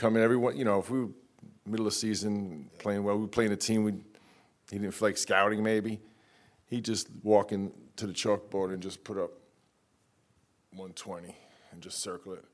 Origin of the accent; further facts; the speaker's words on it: New York, United States; growing up in New York